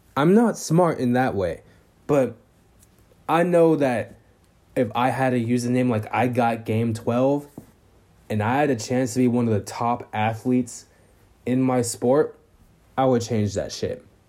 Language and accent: English; Vallejo, California, United States; I'm from Vallejo, California, in the Bay Area